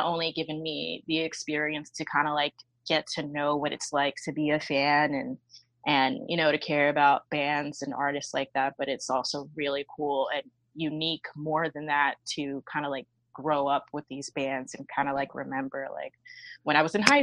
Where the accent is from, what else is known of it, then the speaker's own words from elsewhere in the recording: New York City, New York, United States; I'm pretty much born and raised in Brooklyn, New York